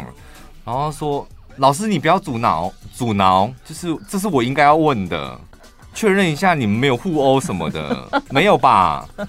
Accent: Taichung, Taiwan; 我身为台中人

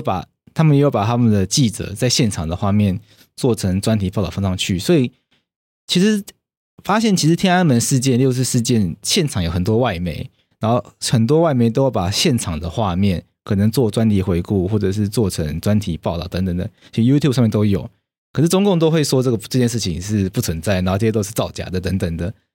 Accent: Taiwan; 我们台湾人

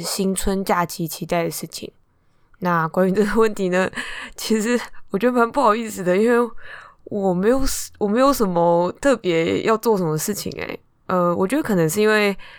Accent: Taipei, Taiwan; 我是台北人

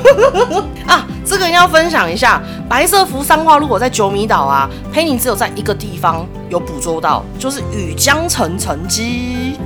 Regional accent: Taiwan; 我们台湾人的口头禅

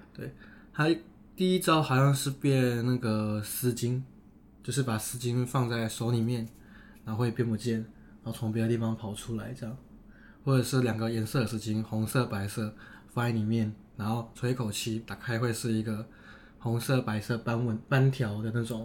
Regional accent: Taiwan; 因为我是台湾人嘛

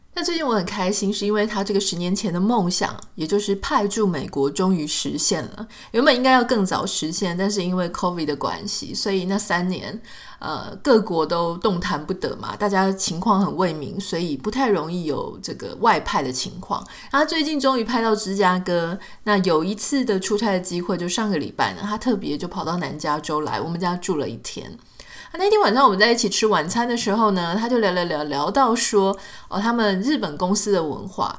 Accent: Pingtung County, Taiwan; 我们国小的时候在屏东

